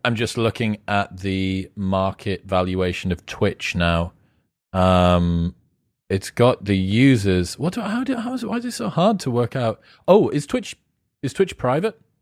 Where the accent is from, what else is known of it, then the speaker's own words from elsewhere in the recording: United Kingdom; I'm British